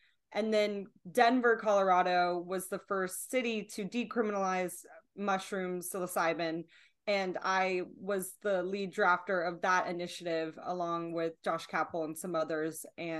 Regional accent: Bangkok, Thailand; born there; So I was born overseas in Bangkok, Thailand.

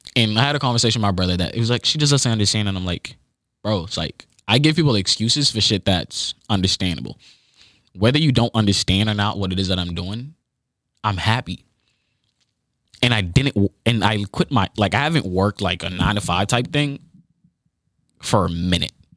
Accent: United States; when you are a kid growing up in the United States

